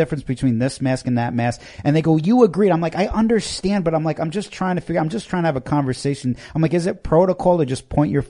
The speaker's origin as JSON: {"language": "English", "region": "New York", "country": "United States", "tie": "born or raised there", "moved": "yes", "lives_now": "the South, United States", "said": "I grew up in New York"}